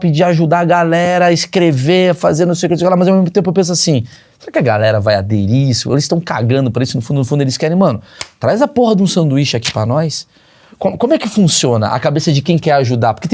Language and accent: Portuguese; Rio de Janeiro, Brazil; Eu vim do Rio de Janeiro, eu não conheço.